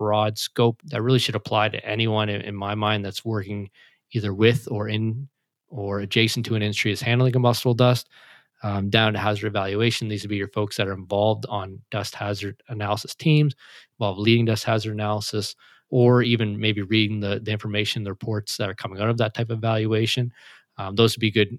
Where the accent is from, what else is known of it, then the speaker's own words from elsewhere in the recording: Canada; I'm Canadian